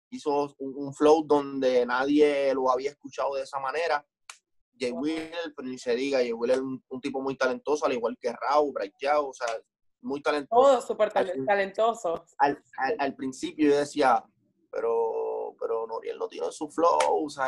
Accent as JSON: {"language": "Spanish", "country": "Puerto Rico", "said": "vengo de un, vengo de un lugar de Puerto Rico que las oportunidades son bien pocas"}